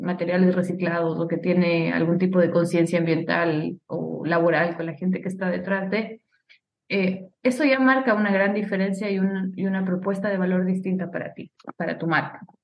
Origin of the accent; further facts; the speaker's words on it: Ecuador; moved away; Soy ecuatoriana, viví muchísimo tiempo fuera de, mi país.